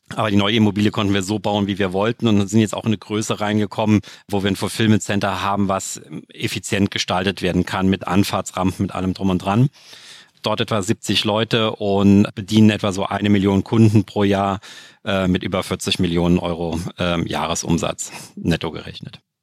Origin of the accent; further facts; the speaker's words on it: Saarland, Germany; bei uns im Saarland